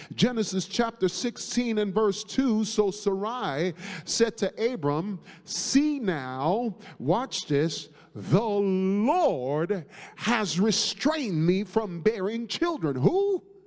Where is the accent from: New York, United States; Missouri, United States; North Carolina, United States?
New York, United States; growing up in New York